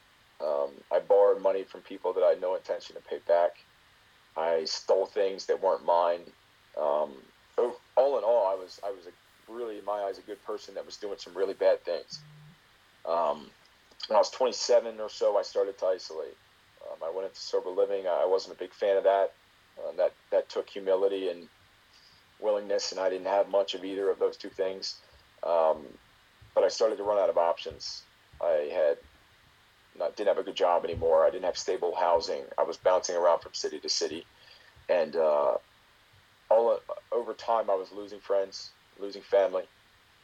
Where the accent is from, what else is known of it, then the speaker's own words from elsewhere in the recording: Baltimore, Maryland, United States; I'm from Baltimore. Went to school in Baltimore